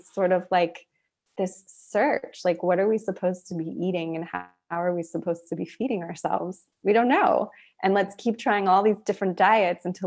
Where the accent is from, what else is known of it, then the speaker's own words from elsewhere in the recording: United States; an American